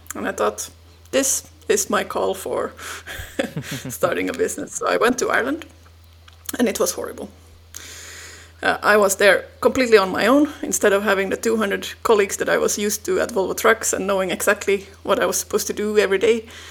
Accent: Finland; moved away as an adult; now in Belgium; I'm originally from Finland. I moved to Belgium about 13 years ago

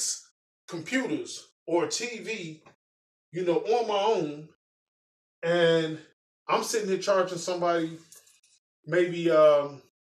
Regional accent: Chicago, Illinois, United States; I'm from Chicago. I'm from the south side of Chicago. So, you know, I grew up in the city

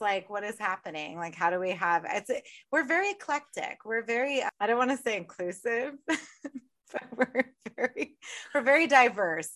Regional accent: United States; I'm American

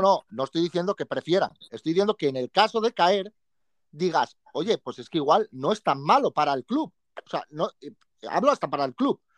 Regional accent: Spain; yo como español

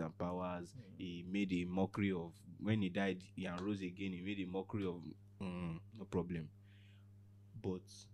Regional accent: Iwo, Osun, Nigeria; I grew up in Iwo.

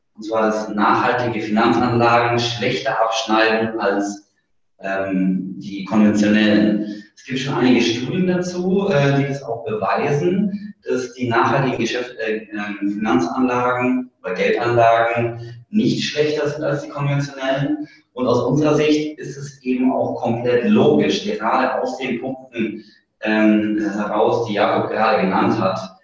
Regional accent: Southern Germany, Germany; also born or lived in Berlin; now in Northern Germany; Ich komme ursprünglich aus Süddeutschland und mich hat es jetzt in den hohen Norden verschlagen

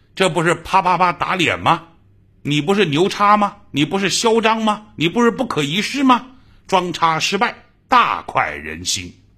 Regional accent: Jiangsu, China; accent: Jiangsu dialect; 在我老家的江苏方言

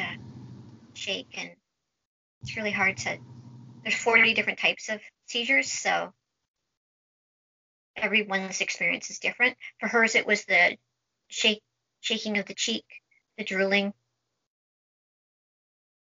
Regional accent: Vancouver, British Columbia, Canada; I'm from Vancouver, British Columbia, Canada.

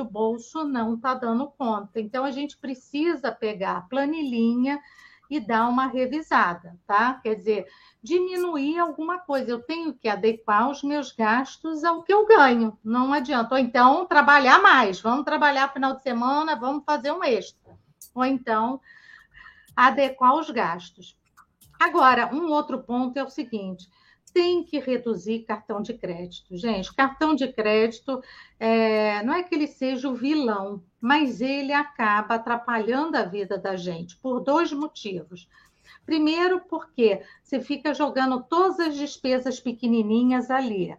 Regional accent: Brazil; a gente é brasileiro

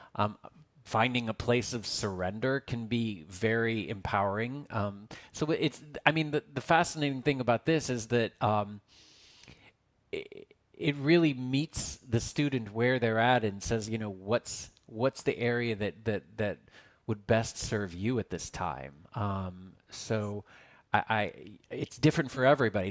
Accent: Texas, United States; now in Los Angeles, United States; as I was this chubby, fat little kid growing up in Texas

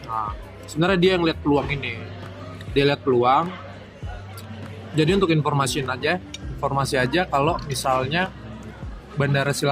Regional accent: Jakarta, Indonesia; born there; apalagi gue dari lahir di Jakarta

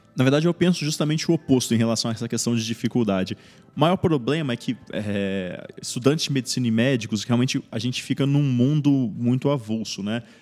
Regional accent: Espírito Santo, Brazil; moved away as an adult; now in São Paulo, Brazil; eu não sou aqui de São Paulo, né? Eu sou do Espírito Santo.

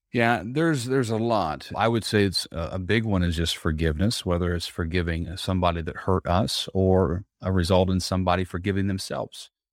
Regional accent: Southern Indiana, United States; now in Tampa, United States; growing up in Southern Indiana, I now live here in Tampa, Florida

